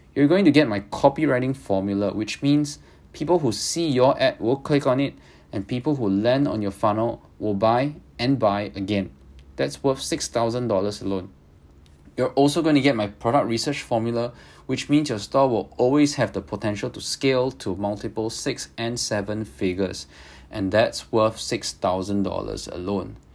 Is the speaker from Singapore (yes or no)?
yes; Singapore; I'm Singaporean